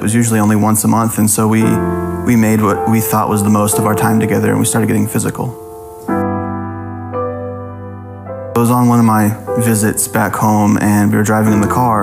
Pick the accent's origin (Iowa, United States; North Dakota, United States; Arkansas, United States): Arkansas, United States; Greenland; I grew up here in Greenland, just a little bit south of Fayetteville.